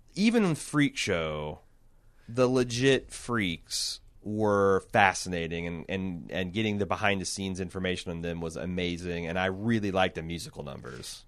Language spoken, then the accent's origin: English; Indiana, United States; I'm from Indiana